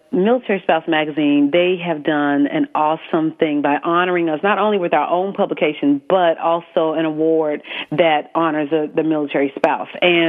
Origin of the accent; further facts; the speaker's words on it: South Carolina, United States; accent: Southern; South Carolina.